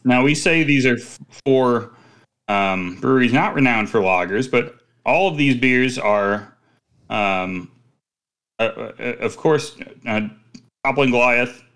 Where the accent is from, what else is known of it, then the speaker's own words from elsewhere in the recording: Midwest, United States; I'm from the Midwest